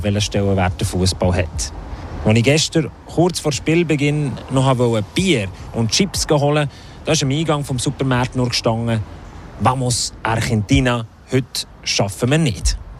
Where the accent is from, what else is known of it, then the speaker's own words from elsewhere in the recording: Switzerland; ich als Schweizer